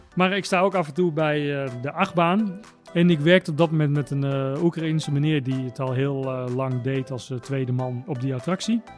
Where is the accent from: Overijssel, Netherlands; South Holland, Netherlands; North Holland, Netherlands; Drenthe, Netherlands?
Overijssel, Netherlands; Tuk; ik kom uit het eh, prachtige dorpje Tuk